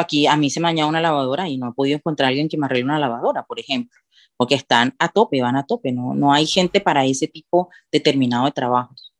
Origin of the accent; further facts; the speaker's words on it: Cartagena, Bolívar, Colombia; moved away as an adult; now in Andorra; yo que soy de Cartagena